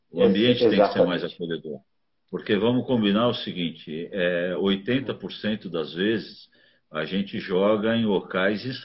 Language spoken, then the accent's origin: Portuguese; São Paulo, Brazil; moved away as an adult; now in Curitiba, Brazil; eu saí de São Paulo é, em 85, né? E fui para Curitiba.